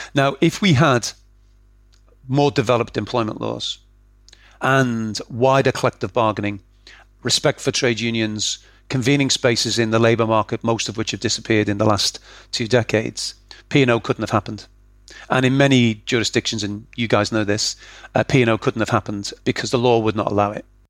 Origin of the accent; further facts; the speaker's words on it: Liverpool, North West England, United Kingdom; I grew up in Liverpool